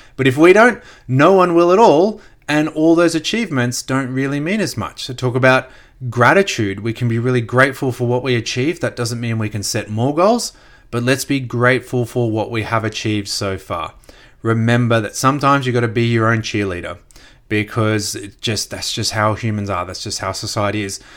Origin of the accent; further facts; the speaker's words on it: Gold Coast, Queensland, Australia; also born or lived in Brisbane; I grew up on the Gold Coast, just south of Brisbane